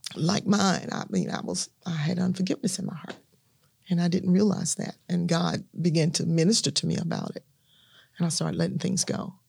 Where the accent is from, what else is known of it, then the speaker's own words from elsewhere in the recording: Natchez, Mississippi, United States; moved away as an adult; also born or lived in Louisiana / Shreveport, Louisiana; now in Dallas, United States; born and raised in Natchez, Mississippi